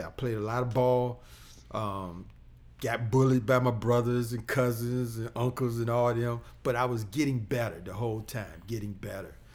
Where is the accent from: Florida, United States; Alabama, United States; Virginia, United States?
Virginia, United States; Portsmouth; now in Chesterfield, United States; growing up in Portsmouth